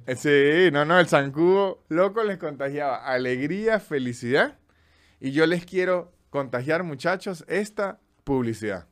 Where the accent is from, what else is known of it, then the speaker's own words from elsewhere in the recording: Andes, Venezuela; now in Buenos Aires, Argentina; como venezolano